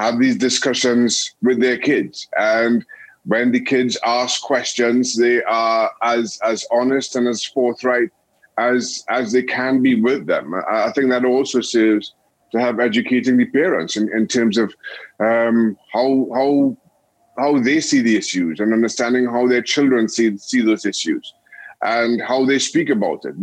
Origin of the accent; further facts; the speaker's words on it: Trinidad & Tobago; moved away as an adult; also born or lived in United States / England; growing up in Trinidad and Tobago